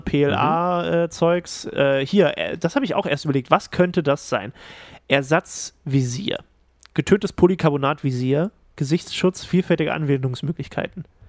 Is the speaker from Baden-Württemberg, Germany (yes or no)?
no; Thuringia, Germany; ich als Thüringer